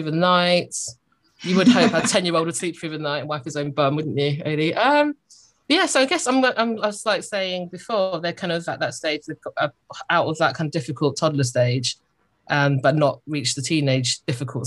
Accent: Croydon, London, United Kingdom; also born or lived in Glasgow; I feel like I'm from Croydon. So whenever someone asks me, I say I'm from Croydon

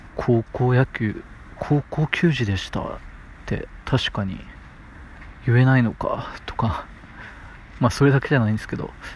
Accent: Matsuyama, Ehime, Japan; 愛媛県の出身でして、まあ、松山市ってところで道後温泉があるところですね

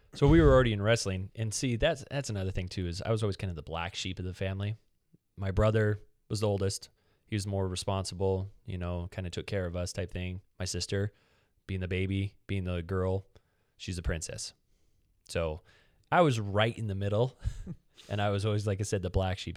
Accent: United States; we're American

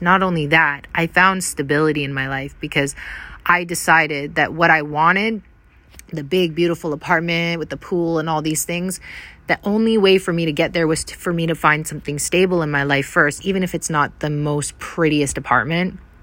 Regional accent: Vancouver Island, British Columbia, Canada; moved away as an adult; also born or lived in North America; I am from Vancouver Island, Canada.

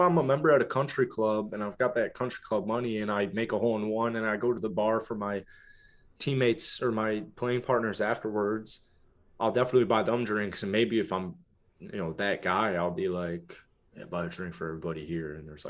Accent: East Coast, United States; I'm from the East Coast, so I want to represent my East Coast charm.

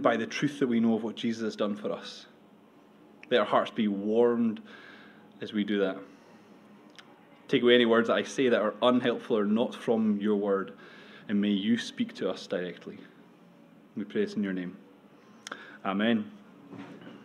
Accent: United Kingdom; also born or lived in Edinburgh; We're British

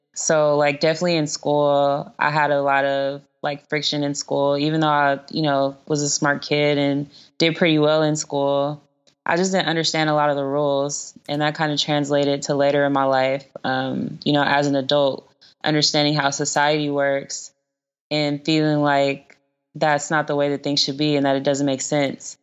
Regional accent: Los Angeles, California, United States; I'm from South Central, um, so I have lived in areas across Los Angeles, but the first house that I lived in and the first elementary school that I went to, um, were in the western area

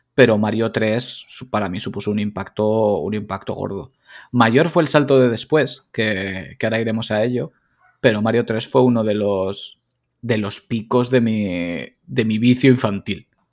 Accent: Valencia, Valencian Community, Spain; yo soy de Valencia

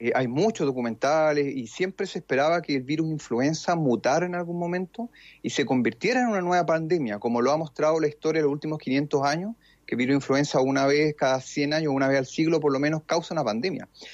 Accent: Chile; en Chile nosotros

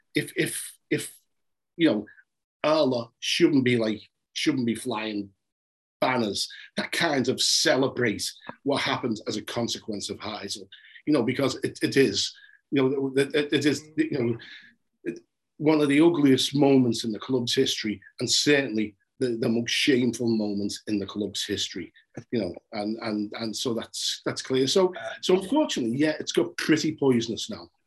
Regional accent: Liverpool, North West England, United Kingdom; I'm from Liverpool today. In you know, between, between Scotland and Vauxhall Roads

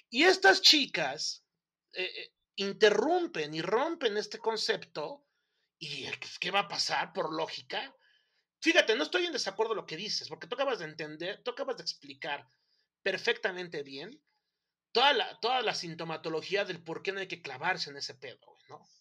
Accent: Mexico; Nosotros como mexicanos somos más de parafernalia que de resultados.

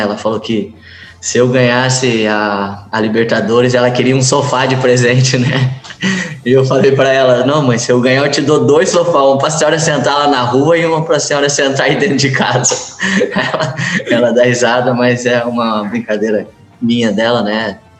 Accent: Mogi Guaçu, São Paulo, Brazil; moved away; É uma cidade onde eu nasci, uma cidade que que me ajudou bastante, né? Onde comecei a jogar futebol

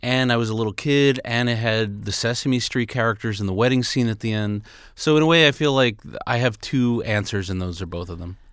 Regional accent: New York City, New York, United States; everybody I grew up in around in Queens, New York City

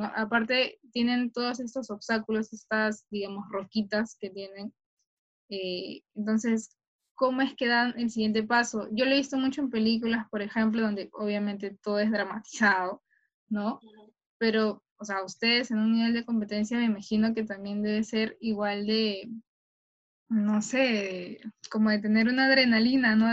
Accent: Callao, Peru; yo soy del Callao y he entrenado en la villa

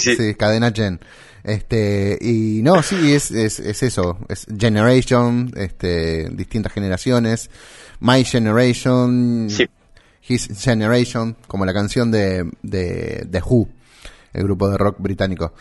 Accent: Santa Fe, Argentina; De Santa Fe, Argentina

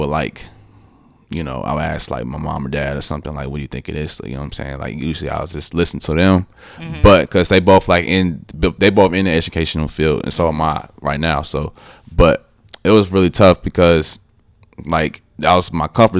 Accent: Columbus, Ohio, United States; I am from Columbus, Ohio

